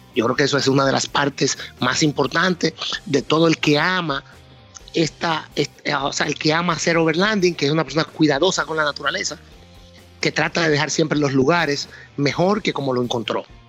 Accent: San Francisco de Macorís, Duarte, Dominican Republic; yo soy de San Francisco de Macorís. Mi padre tuvo fincas toda la vida, de cacao, de café, me, crié entre caballos

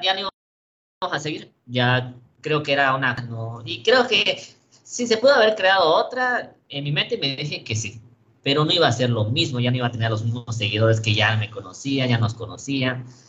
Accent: Campeche, Mexico; el equipo de mi ciudad

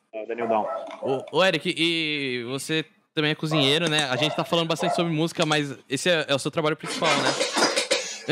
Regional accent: São Vicente, São Paulo, Brazil; eu sou de São Vicente, que é, é praia, né? Litoral

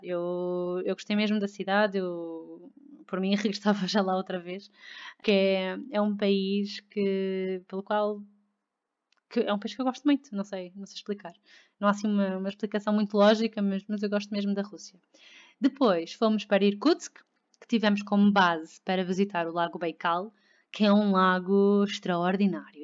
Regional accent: Lisbon, Portugal; also born or lived in Victoria, Canada; eu sou de Lisboa, eu nasci em Lisboa, e, hum, mas não vivi sempre cá houve hum, seis meses da minha vida que não vivi cá

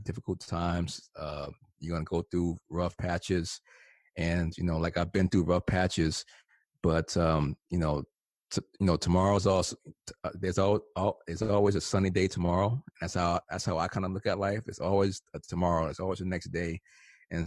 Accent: East Orange, New Jersey, United States; I grew up in New Jersey, in East Orange, New Jersey

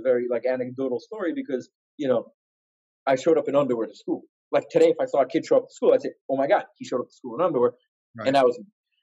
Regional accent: Israel; also born or lived in Ashkelon / Ra'anana; I was born in Israel

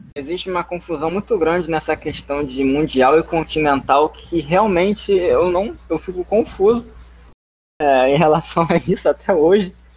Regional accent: Brazil; eu, como, como brasileiro

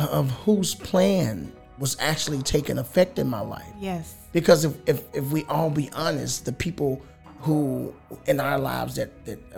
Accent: Louisiana, United States; We're from Louisiana.

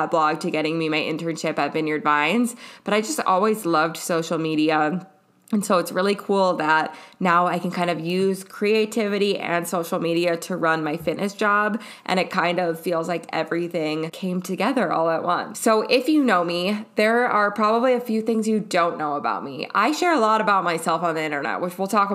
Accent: Minneapolis, Minnesota, United States; now in Oregon, United States; growing up in Minneapolis and now living in Oregon

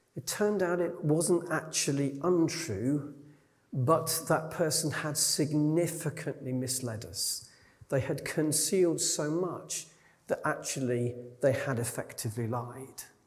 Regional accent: Yorkshire and the Humber, United Kingdom; As a Yorkshireman, I grew up among people who definitely called a spade a spade.

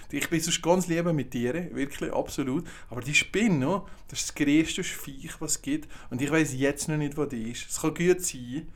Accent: Valais, Switzerland; als Walliser

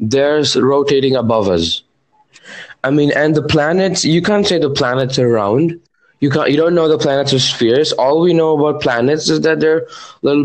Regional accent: India; I'm from India.

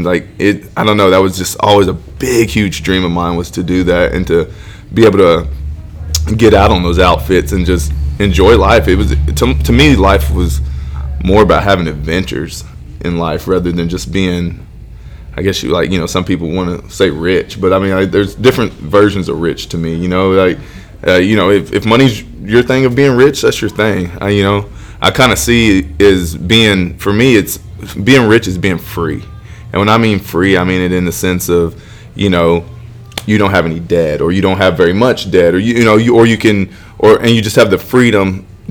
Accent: Pawhuska, Oklahoma, United States; You know, I was born in Pawhuska, Oklahoma

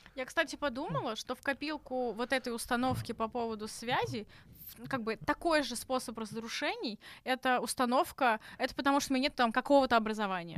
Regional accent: Tashkent, Uzbekistan; moved away as an adult; now in Russia; я из Ташкента, я там вуз закончила

